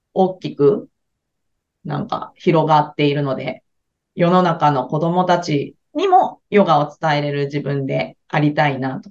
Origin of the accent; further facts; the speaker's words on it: Kansai, Japan; also born or lived in Hawaii; 関西のおばちゃんなんで、 関西生まれなので